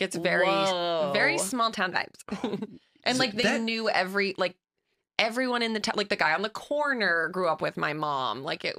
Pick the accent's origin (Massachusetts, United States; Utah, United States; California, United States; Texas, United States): Massachusetts, United States; Ashland; Ashland, Massachusetts. So it's like a central point.